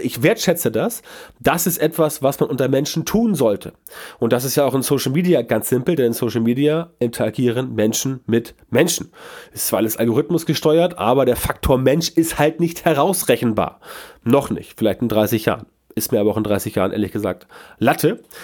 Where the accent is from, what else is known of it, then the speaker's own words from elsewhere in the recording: Hamburg, Germany; Bei uns in Hamburg